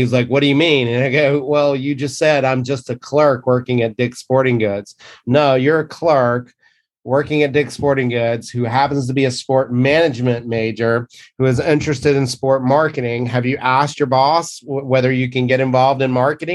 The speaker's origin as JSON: {"language": "English", "region": "the South", "country": "United States", "tie": "born or raised there", "moved": "yes", "said": "growing up in the South"}